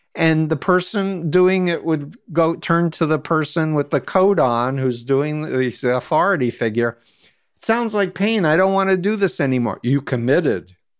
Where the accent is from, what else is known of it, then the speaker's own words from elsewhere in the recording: United States; As an American